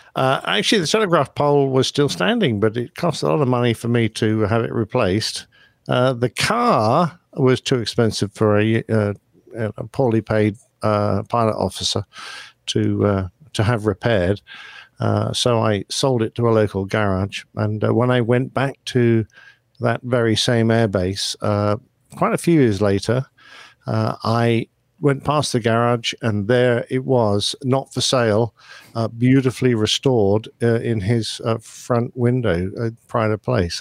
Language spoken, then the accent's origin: English; Brisbane, Queensland, Australia; I'm from Brisbane, Australia.